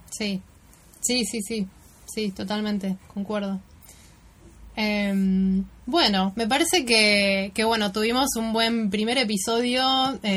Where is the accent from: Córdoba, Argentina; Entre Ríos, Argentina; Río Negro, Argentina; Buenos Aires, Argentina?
Buenos Aires, Argentina; en Buenos Aires porque hay algunas cuestiones que tengo que seguir profundizando de, de, mi ciudad natal, de cómo me siento yo, quién soy yo acá, no como viajera, sino como, local, ¿no?